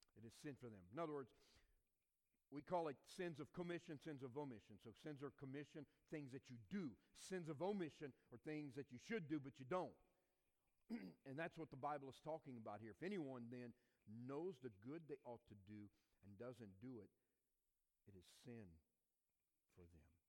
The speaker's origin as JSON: {"language": "English", "region": "southeast Louisiana", "country": "United States", "tie": "born or raised there", "also_born_or_lived": "Georgia", "moved": "as an adult", "said": "I was born and raised in southeast Louisiana, Cajun culture"}